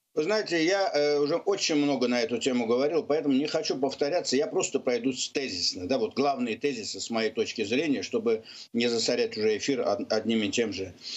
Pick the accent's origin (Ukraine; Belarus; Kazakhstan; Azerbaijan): Azerbaijan; now in United States; я выше, выходец из Азербайджана Азербайджана